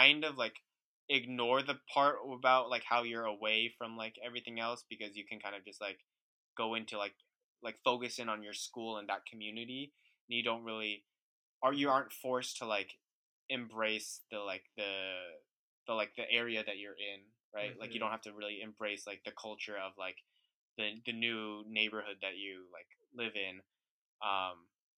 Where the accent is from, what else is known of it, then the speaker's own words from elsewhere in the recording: Bay Area, California, United States; also born or lived in New York; I grew up in the Bay Area, and then I went to school in the Bay Area